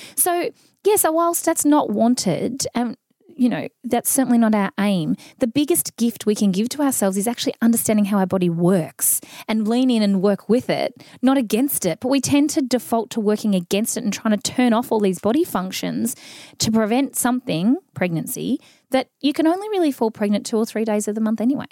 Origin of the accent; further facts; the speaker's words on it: Mildura, Victoria, Australia; I grew up in Mildura in the country